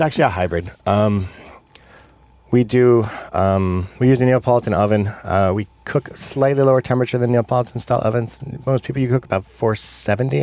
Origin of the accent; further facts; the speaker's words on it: New York, United States; moved away; I'm from New York originally. And yeah. I, and I grew up there